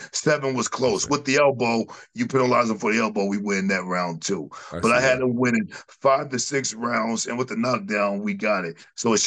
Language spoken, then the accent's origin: English; United States; we're American, man.